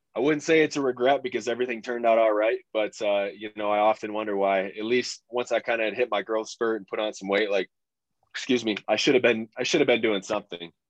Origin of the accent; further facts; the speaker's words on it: Michigan, United States; went to Michigan State was probably about an hour away from my hometown